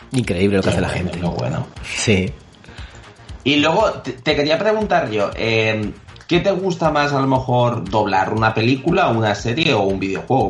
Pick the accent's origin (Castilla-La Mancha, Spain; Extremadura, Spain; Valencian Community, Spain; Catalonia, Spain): Valencian Community, Spain; Elche; la gente del Chen nos tenemos que apoyar sí y al final ilicitanos es una cosa, eh, estamos por todo el mundo